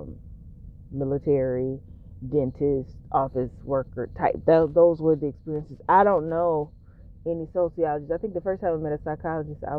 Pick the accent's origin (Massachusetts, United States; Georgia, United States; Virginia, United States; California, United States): Georgia, United States; near Augusta; I tell people I'm from Augusta because the smaller town that I'm actually from, most people won't necessarily know it. But, and I'm a Georgian.